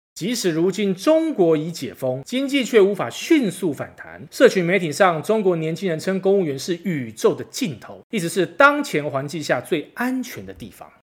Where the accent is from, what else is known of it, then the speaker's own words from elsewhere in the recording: Taiwan; 身为台湾人的我们